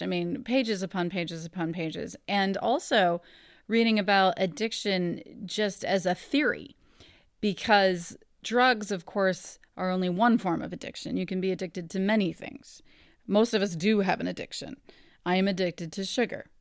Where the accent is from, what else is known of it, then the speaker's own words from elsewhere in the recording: Ohio, United States; I grew up in Ohio. I'm from Ohio. I live here now